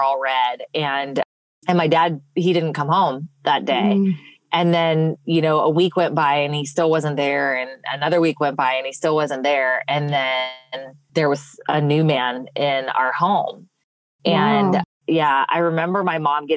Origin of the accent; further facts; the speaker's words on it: Los Angeles, California, United States; moved away as an adult; now in Brandon, Mississippi, United States; I'm originally from Los Angeles, California, and I spent my first 18 years there